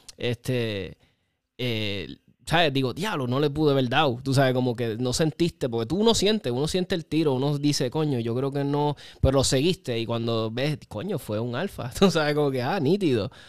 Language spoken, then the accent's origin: Spanish; Puerto Rico; nosotros, los boricuas